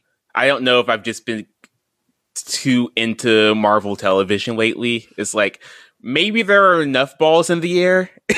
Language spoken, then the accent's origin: English; North Carolina, United States; Like, I am a North Carolinian. I am a Southerner. I am from here and I love it. And I don't know if I could ever leave.